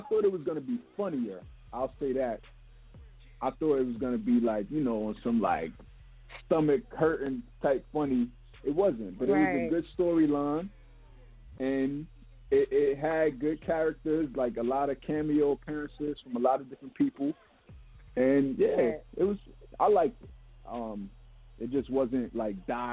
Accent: New York City, New York, United States; we're from Brooklyn

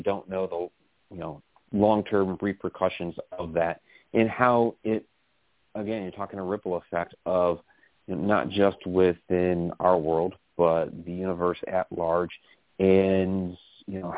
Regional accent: Massachusetts, United States; We grew up together in Massachusetts. We were in first grade together.

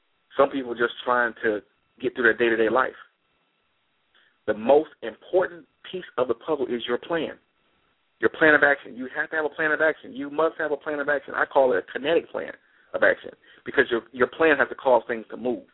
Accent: Detroit, Michigan, United States; I'm from Detroit

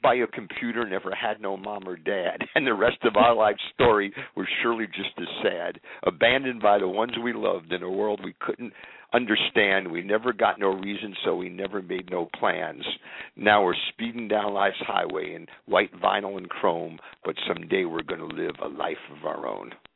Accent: central New Jersey, United States; also born or lived in Inwood, New York City; I actually grew up in a place called Inwood until I was about seven or eight years old, and then I was transported to uh, central New Jersey

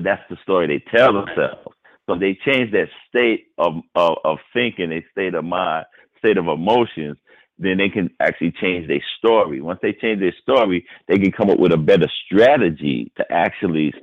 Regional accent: New York City, New York, United States; I grew up in Harlem

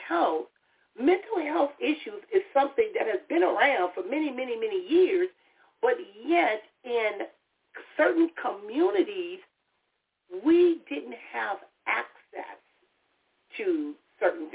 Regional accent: Compton, California, United States; I grew up in the city of Compton

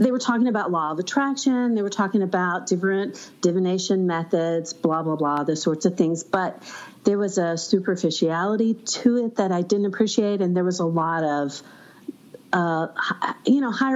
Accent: Arkansas, United States; Arkansas, my hometown

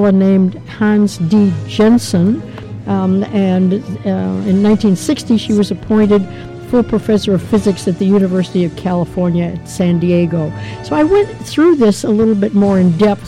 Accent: Canada; I am a Canadian

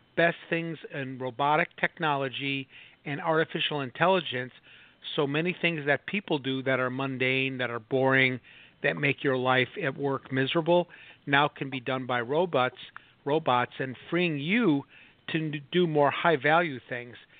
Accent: Chicago, Illinois, United States; moved away; also born or lived in Minneapolis; I grew up in Chicago

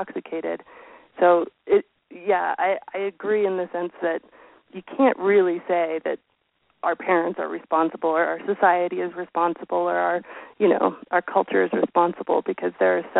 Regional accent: Colorado, United States; born or raised there

